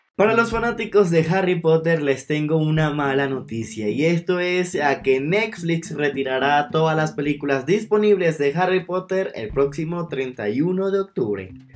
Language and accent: Spanish; Venezuela; now in Mexico City, Mexico; soy de Venezuela pero actualmente vivo en la Ciudad de México